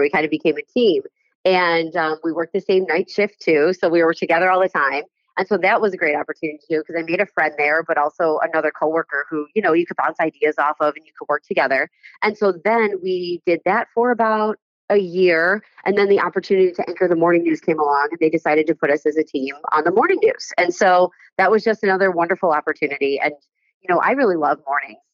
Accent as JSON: {"language": "English", "town": "Amherst", "region": "New York", "country": "United States", "tie": "born or raised there", "lives_now": "Buffalo, United States", "said": "Growing up in Amherst was great"}